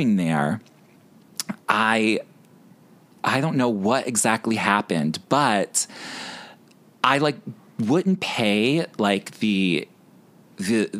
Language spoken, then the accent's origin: English; Chicago, Illinois, United States; now in New York, United States; I'm from the South Side of Chicago